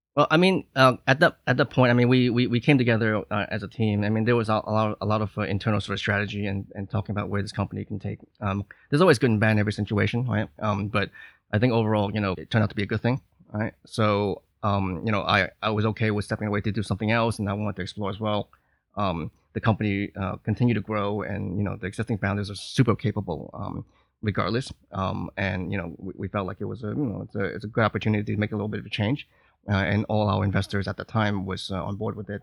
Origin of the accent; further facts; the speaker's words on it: New York, United States; moved away as an adult; now in Hong Kong; I'm from New York